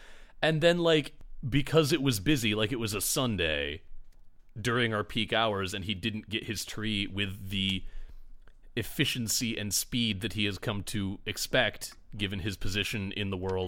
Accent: Michigan, United States; now in Chicago, United States; there were three or four tree farms within an easy drive of the town I grew up in Michigan. And now I live in Chicago

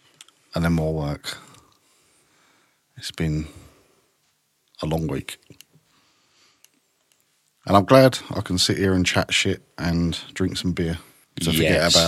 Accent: United Kingdom; I'm a British.

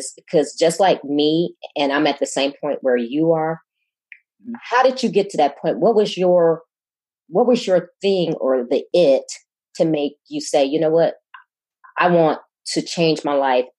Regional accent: Chicago, Illinois, United States; moved away as an adult; now in Houston, United States; And I'm originally from Chicago, and I've lived all over. I'm a naval officer and I've lived all over, but 8 years ago, a job brought me to Houston

